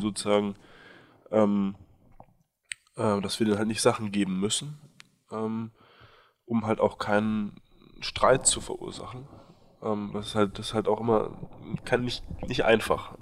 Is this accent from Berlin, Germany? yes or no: yes; Berlin, Germany; moved away as an adult; also born or lived in Nepal; Ich bin in Berlin ähm, aufgewachsen mit einer französischen Mutter, einem deutschen Vater